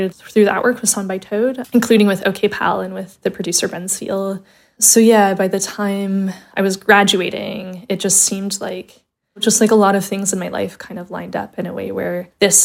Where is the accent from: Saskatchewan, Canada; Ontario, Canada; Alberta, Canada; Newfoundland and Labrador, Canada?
Alberta, Canada; Calgary; moved away as an adult; now in Glasgow, United Kingdom; I was born and raised in Calgary, Alberta, Canada